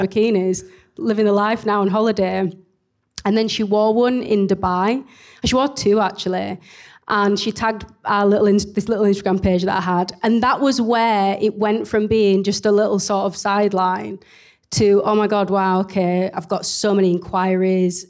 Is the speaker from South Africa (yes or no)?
no; Leeds, Yorkshire and the Humber, United Kingdom; accent: very strong accent (Leeds); I'm based in Leeds. You can probably tell from my very strong accent